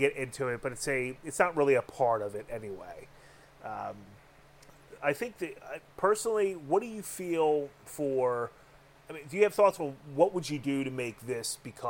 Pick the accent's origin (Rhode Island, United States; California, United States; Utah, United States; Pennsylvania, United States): Pennsylvania, United States; Philadelphia; Yes, and I'm a very pissed off Dago that grew up in the city of Philadelphia.